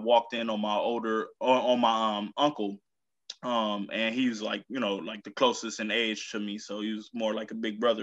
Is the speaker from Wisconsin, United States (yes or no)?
yes; Milwaukee, Wisconsin, United States; moved away; also born or lived in Berlin, Germany / Colorado Springs / South Carolina; finally landed back in Milwaukee where I was raised